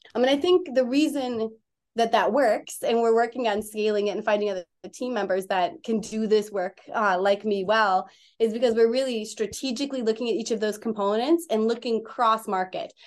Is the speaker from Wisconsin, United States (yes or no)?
yes; Wisconsin, United States; moved away as an adult; also born or lived in Minneapolis; I'm from Wisconsin, and I came to Minneapolis to go to school